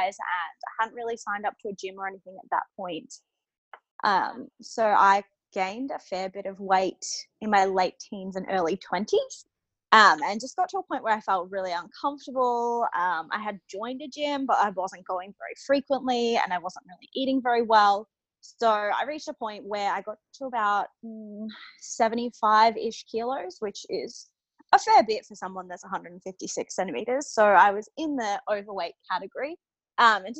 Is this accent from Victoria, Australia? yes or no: yes; Humevale, Victoria, Australia; moved away as an adult; now in Brisbane, Australia; I'm from Melbourne actually originally. So my family is still there in Melbourne, in the outskirts of Melbourne, in a town called Hume Vale